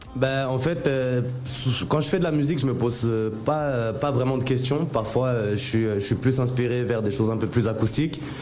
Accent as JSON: {"language": "French", "country": "Mayotte", "tie": "born or raised there", "also_born_or_lived": "Strasbourg / Nancy", "moved": "as an adult", "lives_now": "Abidjan, Côte d'Ivoire", "said": "je suis né à Strasbourg, mais du coup, je suis arrivé à, à Mayotte à, 5 ans. Je suis arrivé à Mayotte. Donc, j'ai grandi euh, à Mayotte jusqu'à avoir mon bac."}